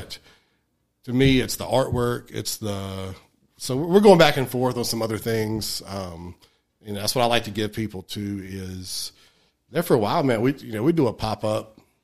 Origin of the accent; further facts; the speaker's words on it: Alamance County, North Carolina, United States; I'm from Alamance County